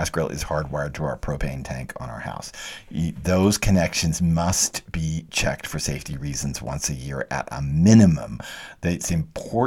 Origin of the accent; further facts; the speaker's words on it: Texas, United States; I'm from Texas, and in Texas, we want to taste the heat and the meat